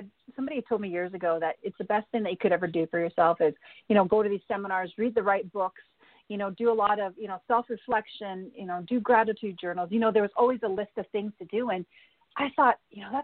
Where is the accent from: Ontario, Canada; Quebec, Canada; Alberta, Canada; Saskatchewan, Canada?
Alberta, Canada; She's also hails from Alberta, Canada, like I do.